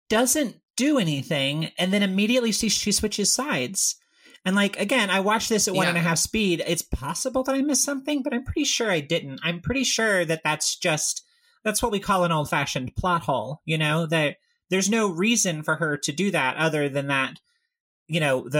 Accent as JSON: {"language": "English", "region": "Tennessee", "country": "United States", "tie": "born or raised there", "said": "I grew up in Tennessee"}